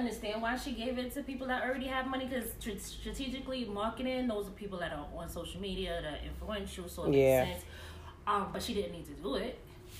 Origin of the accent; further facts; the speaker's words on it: New York City, New York, United States; from Brooklyn.